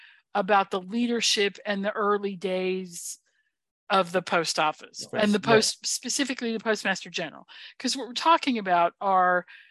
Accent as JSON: {"language": "English", "country": "United States", "said": "I'm an American"}